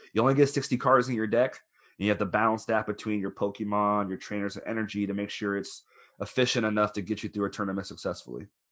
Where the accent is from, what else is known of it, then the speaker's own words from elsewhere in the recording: Florida, United States; moved away as an adult; also born or lived in Orlando, Florida; now in Louisville, United States; I'm originally from Florida